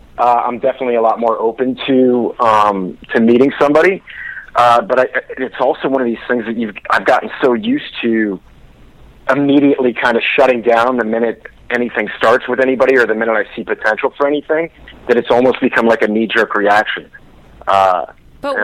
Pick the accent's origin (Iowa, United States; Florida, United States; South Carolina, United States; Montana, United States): Florida, United States; Miami; Jen, I know you came from Miami. I came from Miami.